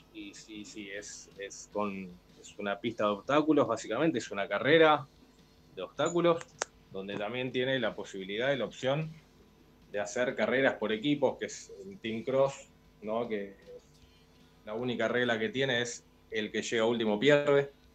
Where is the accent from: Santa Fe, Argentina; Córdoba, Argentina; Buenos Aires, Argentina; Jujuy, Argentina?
Buenos Aires, Argentina; Yo soy de Capital